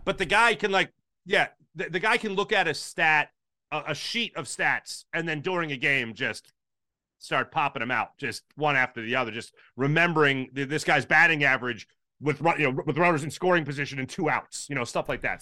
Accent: Philadelphia, Pennsylvania, United States

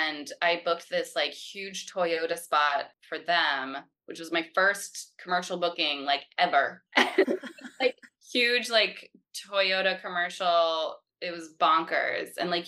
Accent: Louisville, Kentucky, United States; born there; also born or lived in North Carolina / Florida / Pennsylvania; now in New York City, United States; I was born in Kentucky. I was born in Louisville, Kentucky, but I moved around a lot. So I lived in North Carolina, Florida, Pennsylvania. And then I moved to New York City when I turned 18

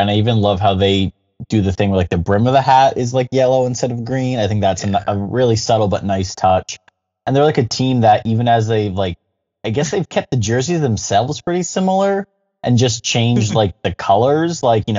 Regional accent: Philadelphia, Pennsylvania, United States; as a Philadelphian as well

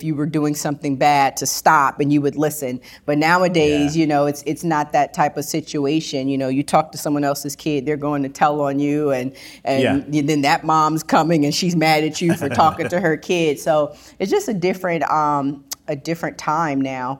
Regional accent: Gardena, California, United States; also born or lived in Compton, California / Los Angeles, California; I grew up in Gardena, California, but I also grew up in Compton, California, because my grandmother lived in Compton

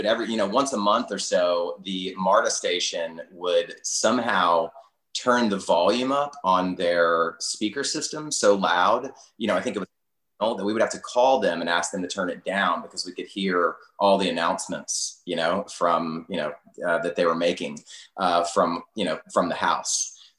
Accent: Atlanta, Georgia, United States; also born or lived in Charlottesville, Virginia; now in Charleston, United States; I was born at Northside Hospital in Atlanta.

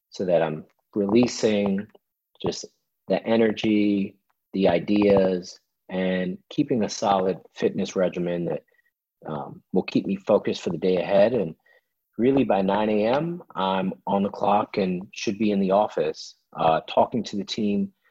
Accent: Washington, District of Columbia, United States; born and raised in Washington, D.C.

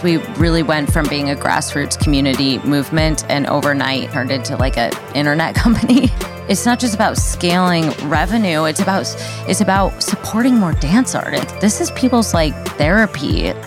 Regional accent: Midwest, United States; I grew up in the Midwest, um, sort of in the middle of, like, a cornfield

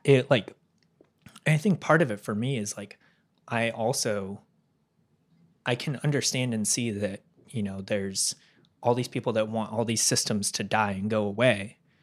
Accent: California, United States; moved away; I'm from California

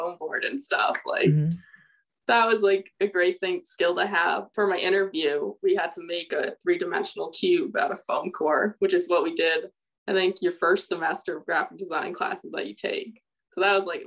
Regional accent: Connecticut, United States; also born or lived in Miami, United States; now in Las Vegas, United States; growing up in Connecticut

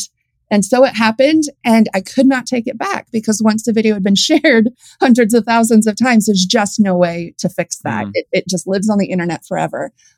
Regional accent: San Diego, California, United States; I was born in San Diego. So typical California upbringing. I love the beach.

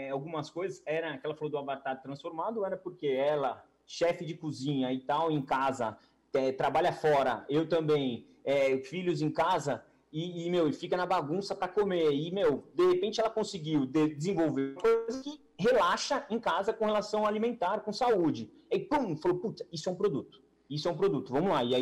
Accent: Brazil; Mas, né, meu, como brasileiro, assim, sei lá, eu tava um pouquinho de pé atrás

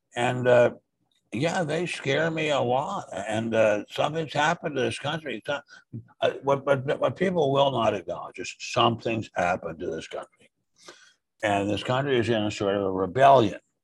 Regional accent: suburb of Washington, D.C., Maryland, United States; D.C. Well, Maryland, but suburb

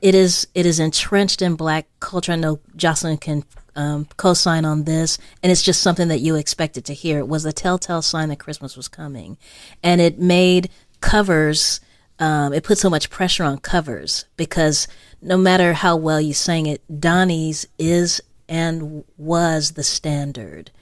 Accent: Los Angeles, California, United States; I grew up in South Central L A, uh, Uh, Slauson

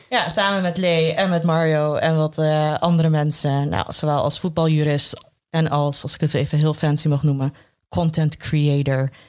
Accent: Curaçao; geboren en getogen op Curaçao, wat een eh, belangrijke detail is.

